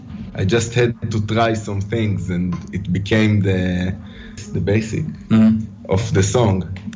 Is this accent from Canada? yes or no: no; Haifa, Haifa District, Israel; We are from Haifa, Israel.